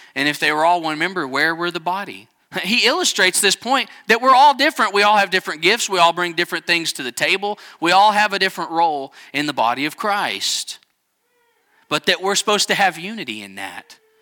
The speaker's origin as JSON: {"language": "English", "region": "Texas Panhandle", "country": "United States", "said": "We're both from the Panhandle of Texas"}